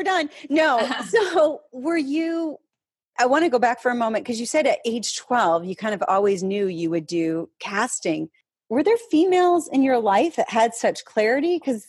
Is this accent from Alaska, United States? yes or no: no; Michigan, United States; now in New York, United States; I'm from the Midwest, Michigan, which is basically Wisconsin.